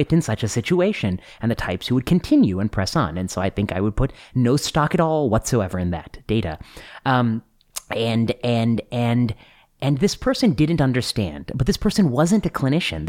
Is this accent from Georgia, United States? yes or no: no; Indiana, United States; moved away; also born or lived in Ohio / Pennsylvania / Michigan; my high school friends who live in Kentucky, who I grew up with in Indiana